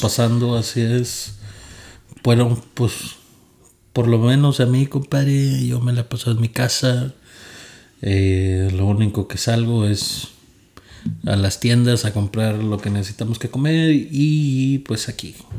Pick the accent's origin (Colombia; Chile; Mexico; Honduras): Mexico; Monterrey, Nuevo León; now in San Antonio, United States; soy de Monterrey, Nuevo León